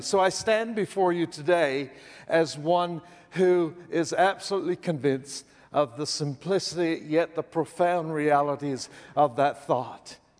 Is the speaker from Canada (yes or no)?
yes; Canada; I'm Canadian, you know, that place north of the border